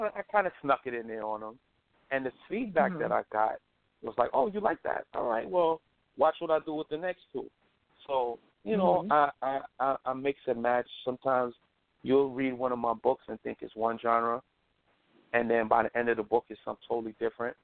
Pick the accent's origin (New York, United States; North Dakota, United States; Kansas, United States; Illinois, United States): New York, United States; New York City; I grew up in Brooklyn